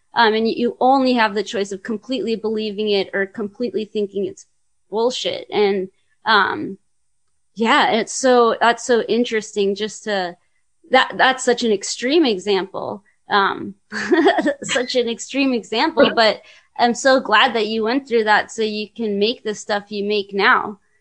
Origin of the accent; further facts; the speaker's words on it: California, United States; I'm from California